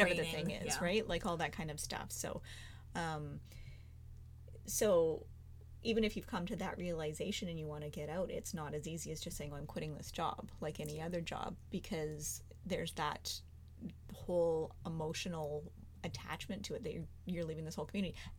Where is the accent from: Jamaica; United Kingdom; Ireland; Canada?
Canada; we're Canadian